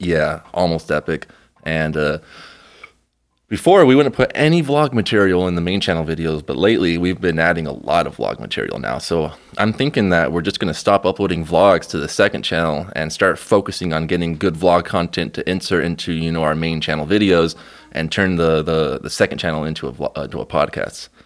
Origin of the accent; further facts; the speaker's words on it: Mexico; moved away; We're going to Mexico, uh, very, very soon to my hometown